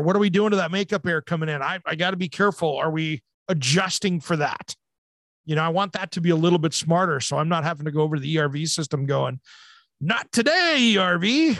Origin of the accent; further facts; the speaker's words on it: Hanford Nuclear Reservation, Washington, United States; I gra-, grew up right next to the Hanford Nuclear Reservation